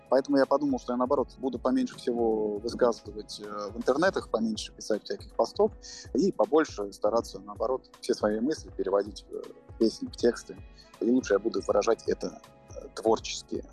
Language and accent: Russian; Moscow, Russia; я родился в Москве